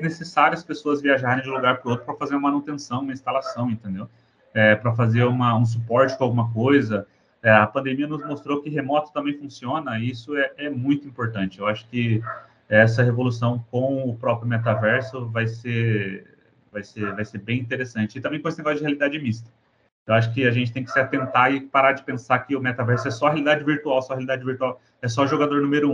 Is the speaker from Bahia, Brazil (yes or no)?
no; São José dos Campos, São Paulo, Brazil; moved away as an adult; also born or lived in Porto, Portugal; eu sou do Brasil, sou brasileiro, sou de, do interior de São Paulo, de São José dos Campos